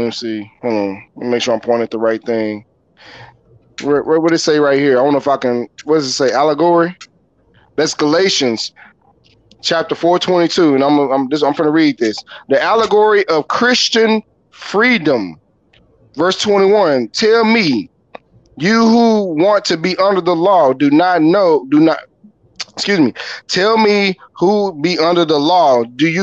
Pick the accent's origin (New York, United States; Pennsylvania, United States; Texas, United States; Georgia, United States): Texas, United States; Fort Worth; I'm from Fort Worth